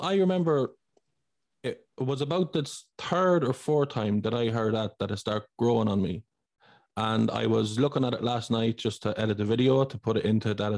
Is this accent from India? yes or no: no; Ireland; I'm Irish. I live here all my life.